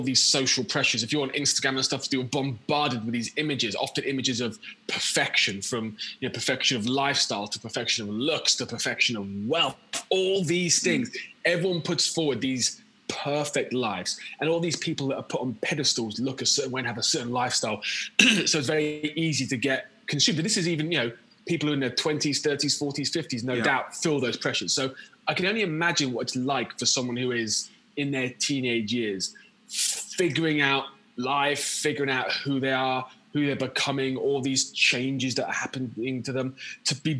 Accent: Quorn, East Midlands, United Kingdom; moved away as an adult; also born or lived in Leicester / Canterbury / Houston, Texas; now in London, United Kingdom; I was born in Leicester, and I grew up in a village just outside of Loughborough.

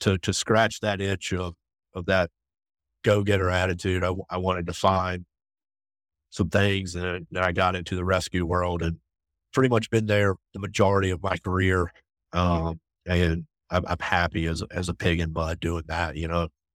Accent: Raleigh, North Carolina, United States; grew up outside of Raleigh

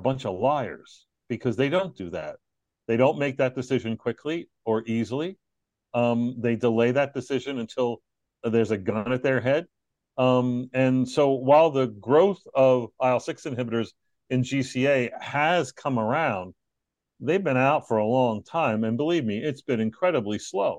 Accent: New York, United States; moved away as an adult; also born or lived in Texas; I'm from New York

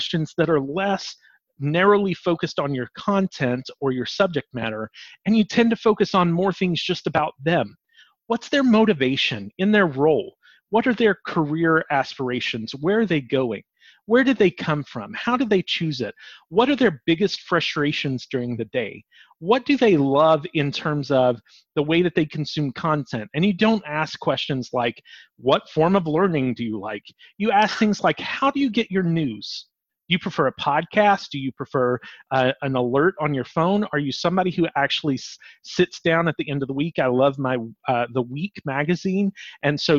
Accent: the South, United States; We're from the South

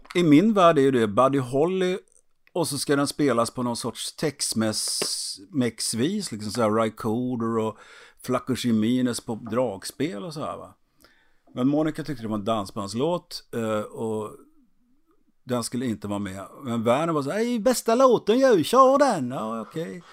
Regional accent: Trollhättan, Västra Götaland, Sweden; i stan där jag är född finns det torg och en kiosk

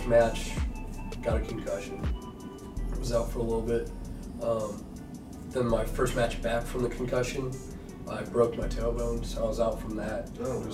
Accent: Homer Glen, Illinois, United States; I was born and raised right here in Illinois. Grew up in Homer Glen

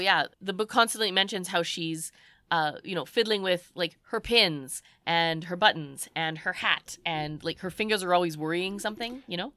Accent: Canada; we're Canadian

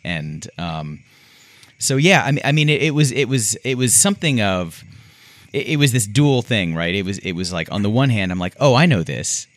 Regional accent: Houston, Texas, United States; I'm also from Houston

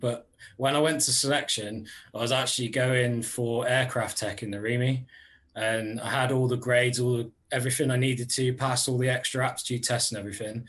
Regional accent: Cornwall, South West England, United Kingdom; also born or lived in Aldershot; I actually still live in the same village I grew up, so like right down here in Cornwall.

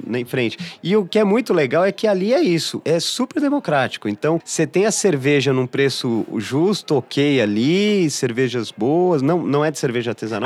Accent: São Paulo, Brazil; eu sou paulistano, eu nasci e fui fui criado aqui

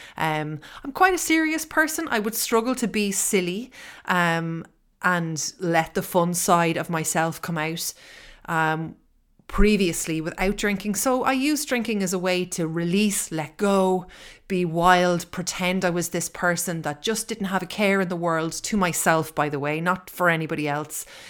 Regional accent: Ireland; I am living in Ireland. I am Irish.

